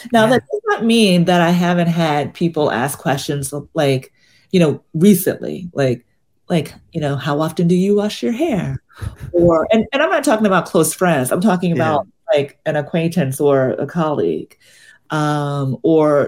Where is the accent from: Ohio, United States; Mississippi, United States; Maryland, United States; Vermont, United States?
Mississippi, United States; now in Brooklyn, United States; I grew up in Mississippi in the South